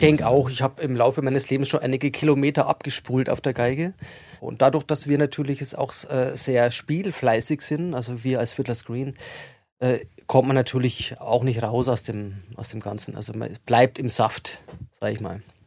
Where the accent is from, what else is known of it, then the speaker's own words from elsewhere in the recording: Regensburg, Bavaria, Germany; moved away; ich komme ja aus Regensburg ursprünglich